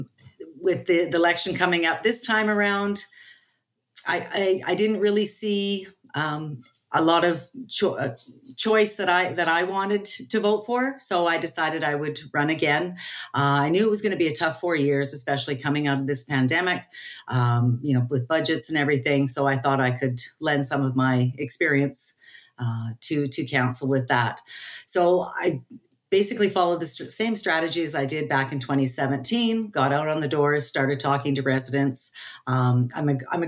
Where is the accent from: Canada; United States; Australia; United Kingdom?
Canada; Edmonton, Alberta; I was born and raised in Southeast Edmonton, the Capilano area